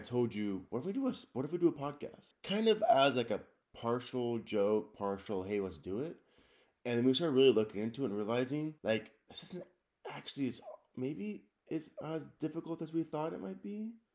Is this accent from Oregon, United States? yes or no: no; Richland, Washington, United States; I was born in Richland, Washington.